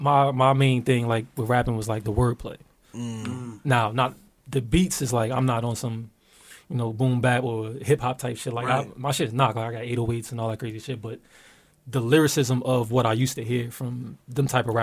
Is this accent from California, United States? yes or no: no; Newark, New Jersey, United States; now in West Orange, United States; I moved around a little bit though. Right now I live in West Orange though. But I'm from Newark, Ivy Hill.